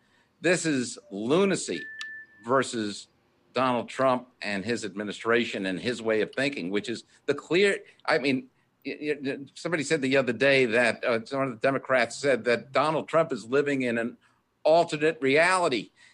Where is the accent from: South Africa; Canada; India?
Canada; now in United States; No, I'm a Canadian. Well, my father was Canadian. My mother was American. I'm American in heart. I love this country.